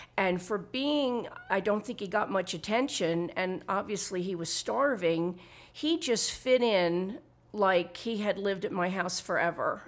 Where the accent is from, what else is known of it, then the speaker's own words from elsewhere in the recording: Philadelphia, Pennsylvania, United States; moved away as an adult; now in Santa Fe, United States; Originally, I'm from Philadelphia, Pennsylvania. I moved to Santa Fe, New Mexico in June two thousand and eight